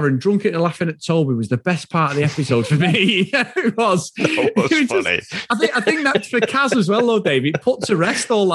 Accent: Manchester, North West England, United Kingdom; accent: Mancunian; My accent is Mancunian, completely Mancunian

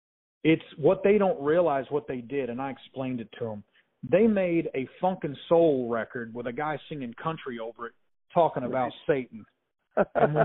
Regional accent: Springfield, Missouri, United States; I love my hometown. I love the people in it that I grew up

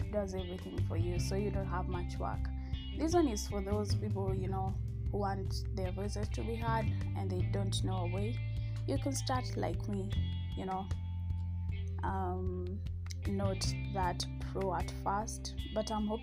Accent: Kenya; I am Kenyan

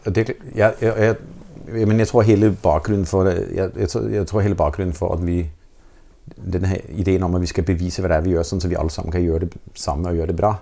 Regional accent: Denmark; Norwegian is a second language; moved away as an adult; now in Norway; det at jeg er dansk

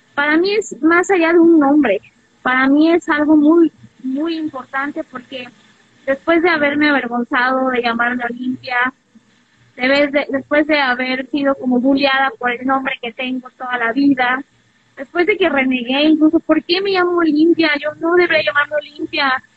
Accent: Puebla, Mexico; now in Mexico City, Mexico; yo soy poblana, soy una mujer poblana

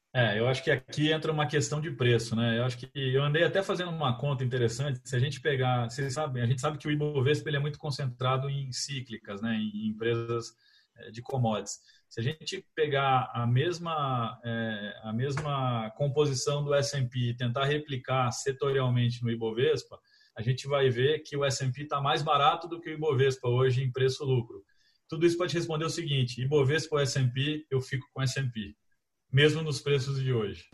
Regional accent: Campinas, São Paulo, Brazil; sou de Campinas

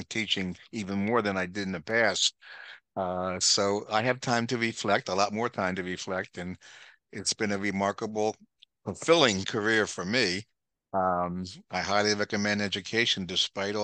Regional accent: Norwood, Pennsylvania, United States; I grew up in Norwood, where your mom and I grew up in Norwood.

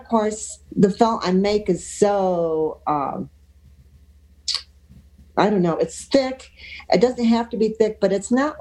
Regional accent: Finger Lakes, New York, United States; now in Cornwall, United States; I'm an upstate girl, but I grew up in the Finger Lakes.

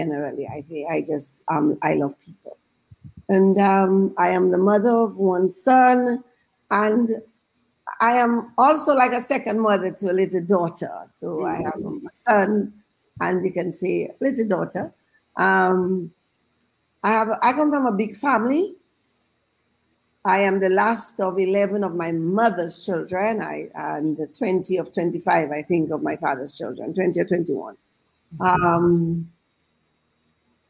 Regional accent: Mahaut, Dominica; I'm from the village of Maho. I was actually born in the village.

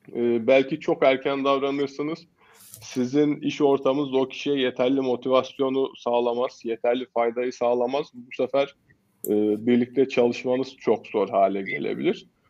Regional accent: Kayseri Province, Turkey; Esasen Kayseriliyim. Ee, öğrencilik hayatım yine Kayseri'de geçti.

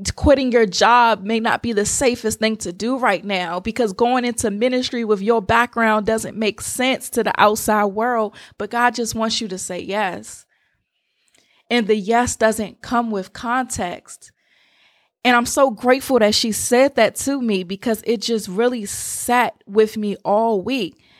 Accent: Washington, District of Columbia, United States; I'm from the Washington, D C area

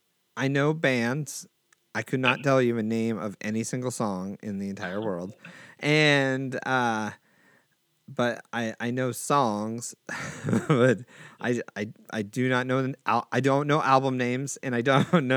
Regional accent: Seattle, Washington, United States; because I'm from Seattle

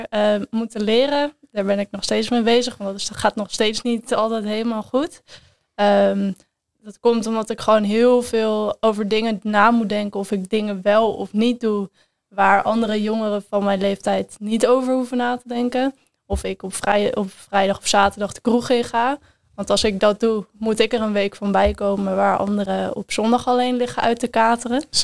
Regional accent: Enkhuizen, North Holland, Netherlands; Ik kom uit Enkhuizen. Ik ben 20 jaar. Ik studeer aan de PAWO.

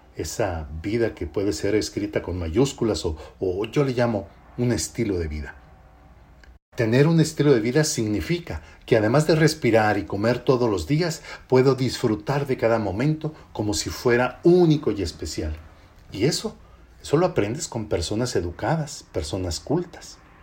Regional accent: Mexico; somos nosotros los mexicanos

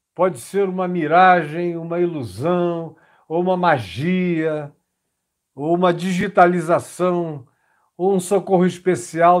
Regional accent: Manaus, Amazonas, Brazil; no interior do Amazonas, onde eu fui criado, em Manaus

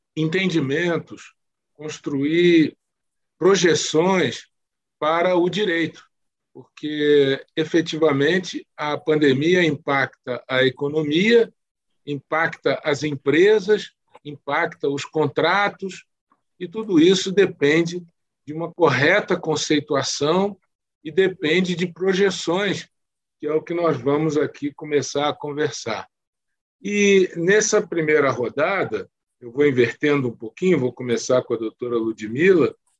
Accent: Rio de Janeiro, Brazil; sou oriundo do Rio de Janeiro

